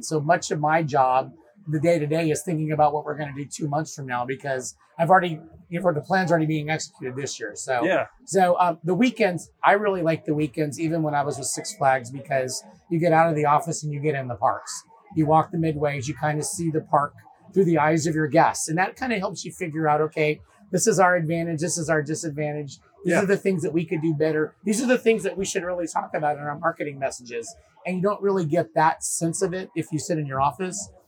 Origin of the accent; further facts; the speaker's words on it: San Antonio, Texas, United States; also born or lived in St. Louis; San Antonio, obviously my hometown